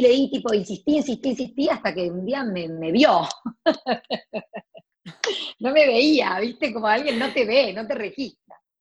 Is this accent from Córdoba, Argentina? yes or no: yes; Córdoba, Argentina; moved away as an adult; also born or lived in United States; me iba al negocio de mi abuela en Córdoba, yo soy cordobesa